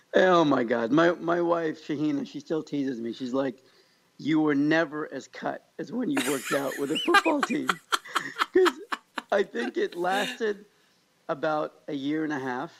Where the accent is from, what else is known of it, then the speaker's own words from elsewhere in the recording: Kansas, United States; now in California, United States; I grew up in Kansas where you do say hi to everybody on the sidewalk